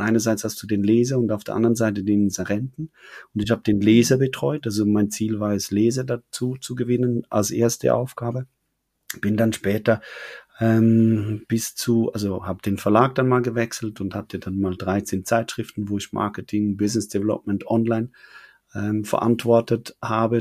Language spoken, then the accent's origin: German; Switzerland; accent: Swiss; als Schweizer, wir können Hochdeutsch zwar sprechen